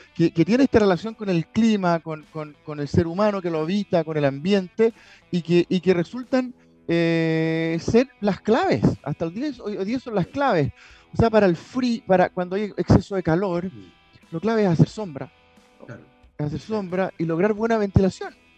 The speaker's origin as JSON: {"language": "Spanish", "country": "Chile", "also_born_or_lived": "London"}